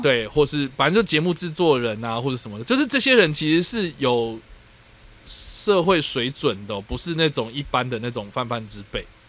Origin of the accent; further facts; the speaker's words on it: Taipei, Taiwan; 我在台北长大的小孩